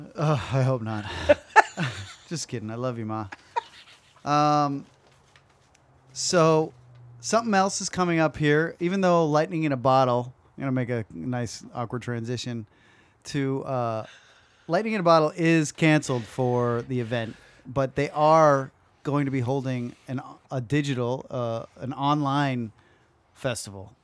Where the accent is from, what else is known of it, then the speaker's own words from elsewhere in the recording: West Coast, United States; we're from the West Coast